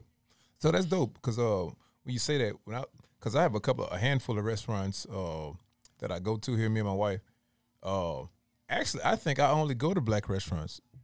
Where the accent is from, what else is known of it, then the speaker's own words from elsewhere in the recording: Louisiana, United States; moved away; I'm from, originally from Louisiana